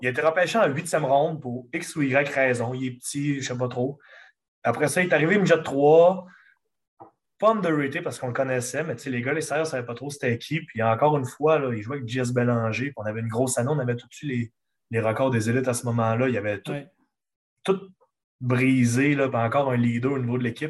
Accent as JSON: {"language": "French", "town": "Chicoutimi", "region": "Quebec", "country": "Canada", "accent": "Lac-Saint-Jean", "said": "je viens de Chicoutimi directement, sauf que toute ma famille vient du lac. Quand on m'entend parler, quand on me voit agir, je, ressemble, ressemble, beaucoup d'un gars du lac"}